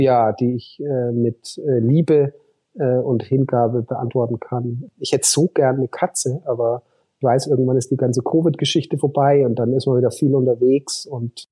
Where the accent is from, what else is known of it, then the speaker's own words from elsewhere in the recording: Hof, Bavaria, Germany; Also meine Schwester ist seit letzten März äh, Oberbürgermeisterin äh, in meiner Heimatstadt